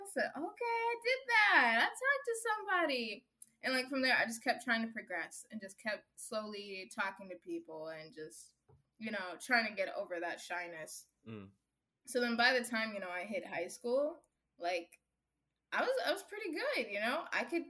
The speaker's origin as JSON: {"language": "English", "country": "Kenya", "lives_now": "United States", "said": "I'm proud of where I come from. I'm proud of who I am. Yes, I'm Kenyan American. You know, like some people make me feel bad of like, oh, you're African. I'm like, no, I'm happy to be Kenyan."}